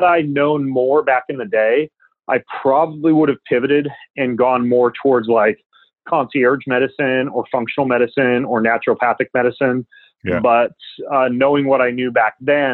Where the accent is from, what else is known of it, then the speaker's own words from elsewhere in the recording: North Idaho, United States; I grew up in North Idaho